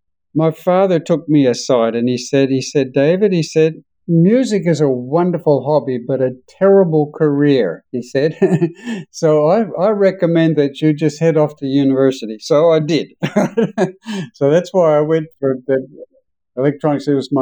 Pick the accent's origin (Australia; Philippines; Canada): Australia; accent: Australian; now in United States; having been here in the United States for 30 years, I'm losing my Australian accent, and I'm trying to get it back again